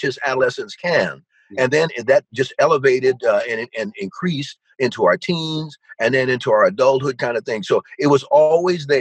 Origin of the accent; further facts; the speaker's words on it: Yonkers, New York, United States; now in Minneapolis, United States; growing up in Yonkers, New York, so shout out to my hometown, Yonkers